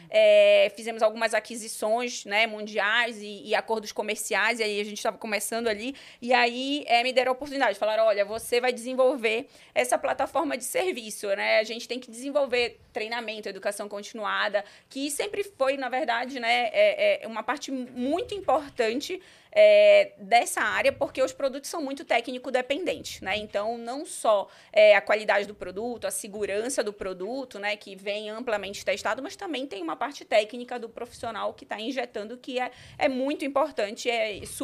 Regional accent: Belém, Pará, Brazil; na verdade, eu comecei em Belém do Pará. Eu sou paraense

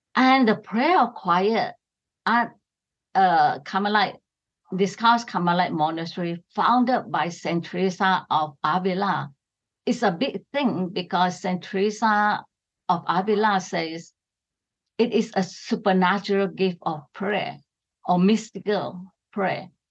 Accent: Sarawak, Malaysia; I come from East Malaysia. It is Sarawak, right on the island of Borneo.

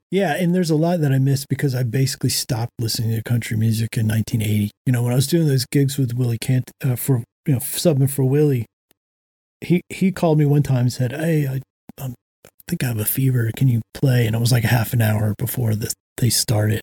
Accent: Florida, United States; moved away as an adult; also born or lived in Georgia / Washington, District of Columbia, United States; now in Nashville, United States; I grew up in Florida, Georgia, and then I lived in DC

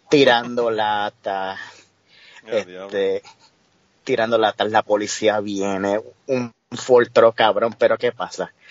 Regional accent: Yauco, Puerto Rico; moved away as an adult; also born or lived in Ponce, Puerto Rico; now in New Jersey, United States; como yo soy de Yauco

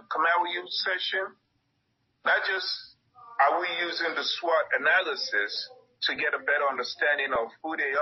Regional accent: United States; I grew up in America. I grew up in one of the roughest neighborhoods.

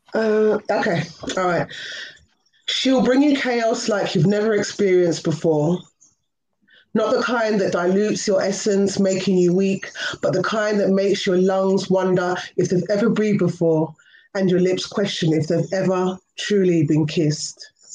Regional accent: London, United Kingdom; I'm from London, so it's one a.m. here.

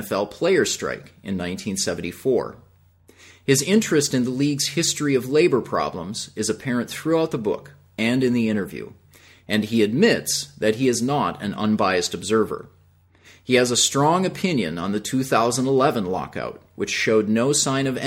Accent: Minnesota, United States; I'm actually from Minnesota

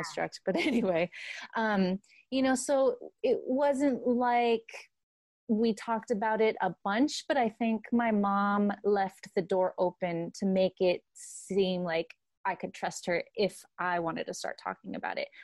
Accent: Santa Ana, California, United States; I grew up in Santa Ana, uh, California

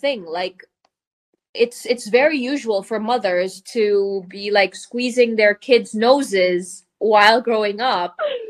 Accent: Macau; moved away as an adult; now in Malta; I'm from Macau. Born and raised, half Filipino, half Portuguese. So yes, like Yasmin and Pajella, yes, I'm also half Filipino. What else? Grew up in Macau, studied hospitality.

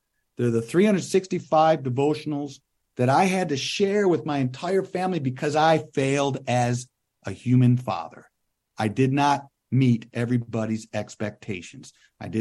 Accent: Western New York, United States; moved away; as a kid growing up in Western New York

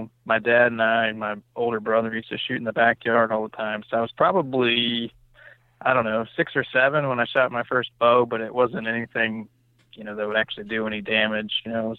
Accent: Virginia, United States; Yeah, so I'm from Virginia, born and raised. I live in Shenandoah Valley, which, if you're not familiar with Virginia, is the kind of the western part of the state.

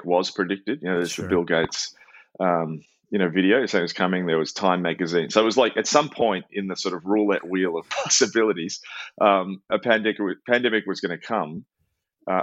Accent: Melbourne, Victoria, Australia; my hometown of Melbourne

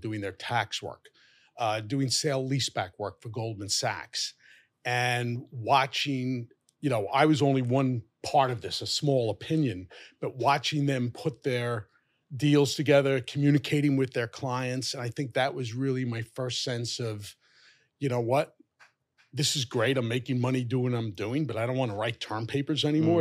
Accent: New York City, New York, United States; I was born and raised in Fresh Meadows, Queens.

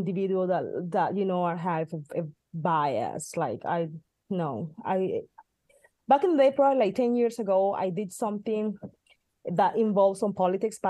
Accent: Colombia; also born or lived in Midwest, United States; now in California, United States; the foundation in my home country

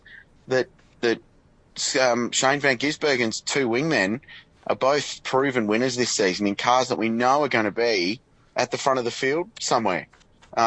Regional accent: Australia; as an Australian

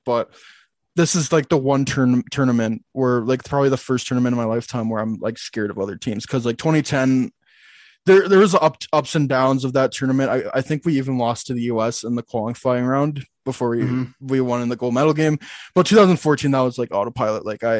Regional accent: Canada; I'm Canadian

